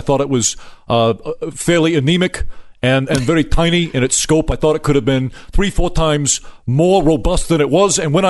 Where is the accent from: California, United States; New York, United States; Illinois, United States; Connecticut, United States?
New York, United States; Brooklyn; I'm originally from Brooklyn